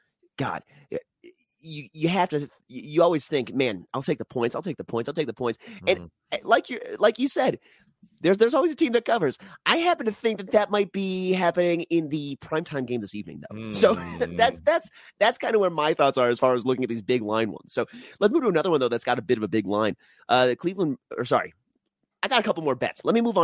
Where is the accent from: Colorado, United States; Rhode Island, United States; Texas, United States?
Colorado, United States; Denver; my hometown Denver Broncos